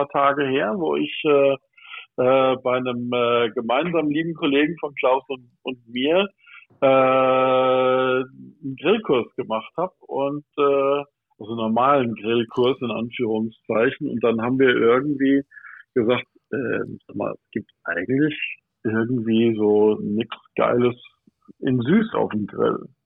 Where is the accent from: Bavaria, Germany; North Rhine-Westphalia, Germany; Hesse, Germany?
Hesse, Germany; Michelstadt; Äh, ich bin aus Michelstadt im Odenwald.